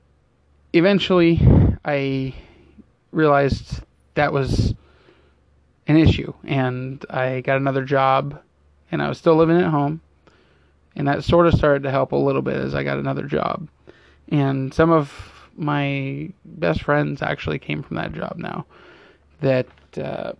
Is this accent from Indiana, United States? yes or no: no; Fremont, California, United States; born or raised there; also born or lived in Pleasanton, California